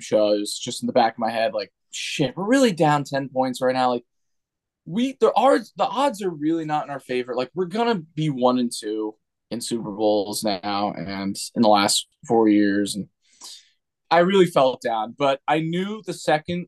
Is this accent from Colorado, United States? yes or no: no; New Jersey, United States; I grew up in New Jersey my entire life